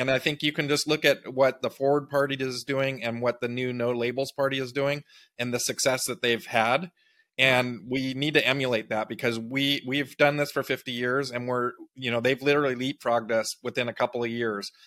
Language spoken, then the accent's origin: English; Big Sur, California, United States; I grew up in Big Sur, California, uh, on the coast